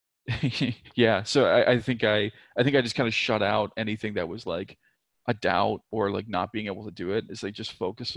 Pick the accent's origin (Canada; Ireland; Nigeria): Canada; Nova Scotia; moved away as an adult; also born or lived in Vancouver; I grew up in Nova Scotia, which for anybody that's unfamiliar is like by Maine